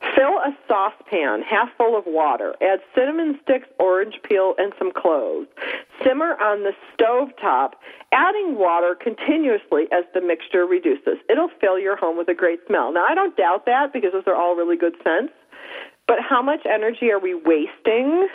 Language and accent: English; Upper East Coast, United States; moved away; I am from the Upper East Coast. It's very moist up there